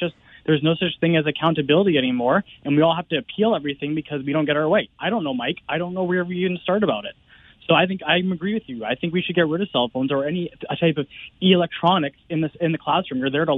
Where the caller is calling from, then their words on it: Ontario, Canada; I'm calling from Upper Canada